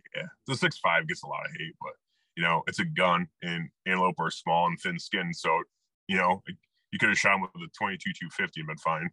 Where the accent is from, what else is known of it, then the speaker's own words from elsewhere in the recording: Iowa, United States; also born or lived in Colorado / El Paso; I grew up shotgun hunting in Iowa